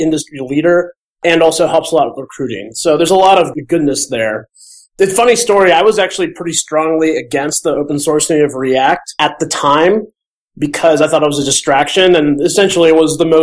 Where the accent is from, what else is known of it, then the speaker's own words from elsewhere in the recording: Minnesota, United States; also born or lived in Michigan; now in Bay Area, United States; I'm from Minnesota originally, and I live in the Bay Area